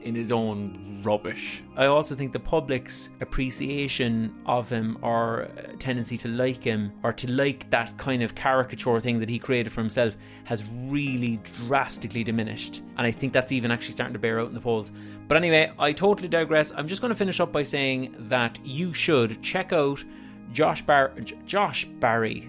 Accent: Ireland; as an Irish person

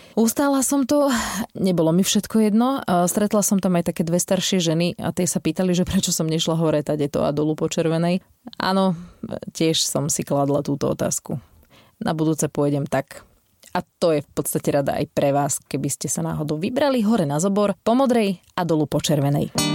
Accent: Žarnovica, Banská Bystrica Region, Slovakia; pochádzam zo Žarnovice a dospievanie som strávila v podstate na Bánsku šťavnických tajchoch

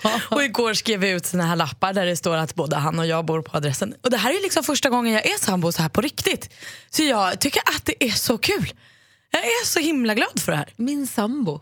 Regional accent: Stockholm, Stockholm County, Sweden; som stockholmare

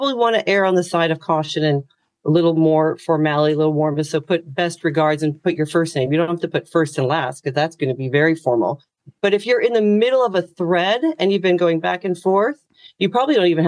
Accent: United States; moved away as an adult; now in Ireland; as an American

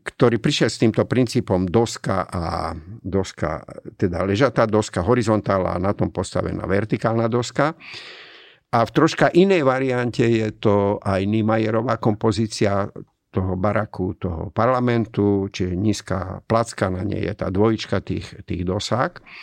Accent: Komárno, Nitra Region, Slovakia; moved away as an adult; also born or lived in Germany; now in Bratislava, Slovakia; pochádzam z Komárna

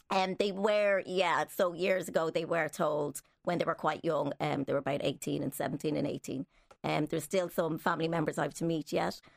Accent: Dublin, Leinster, Ireland; I was, was born in Dublin here

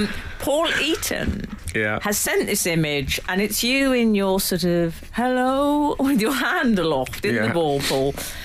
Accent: Australia; moved away; growing up in Australia.

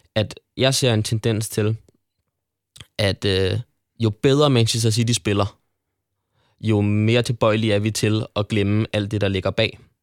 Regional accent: Frederiksberg, Capital Region of Denmark, Denmark; jeg voksede op på Frederiksberg og spillede i Frederiksberg Boldklub FB

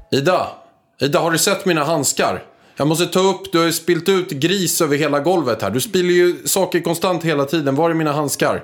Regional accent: Stockholm, Stockholm County, Sweden; jag var från Stockholm

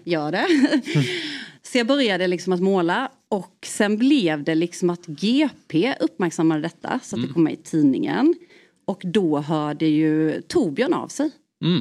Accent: Värnamo, Jönköping County, Sweden; now in Gothenburg, Sweden; jag är från Värnamo

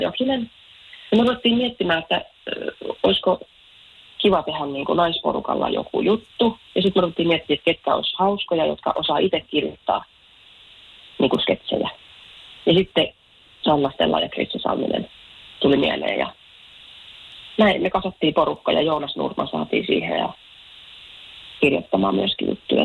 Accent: Lahti, Päijät-Häme, Finland; mä Lahesta kotosin

